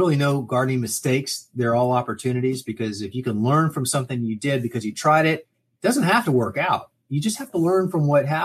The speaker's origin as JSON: {"language": "English", "town": "Miami", "region": "Florida", "country": "United States", "tie": "born or raised there", "said": "I grew up in Miami"}